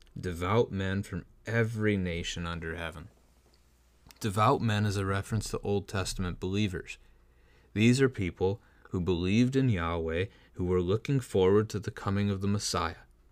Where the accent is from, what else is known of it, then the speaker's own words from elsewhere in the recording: United States; as American Christians